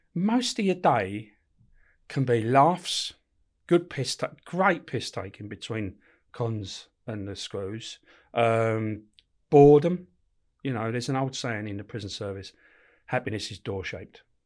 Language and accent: English; London, United Kingdom; also born or lived in Camberwell; I was born in, uh, Camberwell, but brought up in Peckham, on it, right, right on top of the Old Kent Road